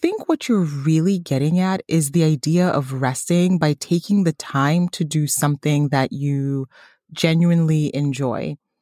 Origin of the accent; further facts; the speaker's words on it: Tanzania; moved away; my home country, Tanzania